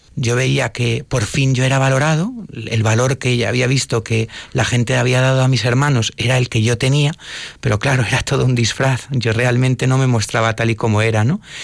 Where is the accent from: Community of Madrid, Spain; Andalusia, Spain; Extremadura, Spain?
Community of Madrid, Spain; Madrid; also born or lived in Sigüenza; yo soy de Madrid